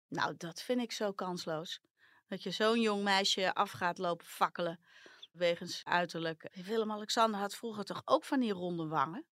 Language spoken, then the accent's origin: Dutch; Netherlands; also born or lived in Amsterdam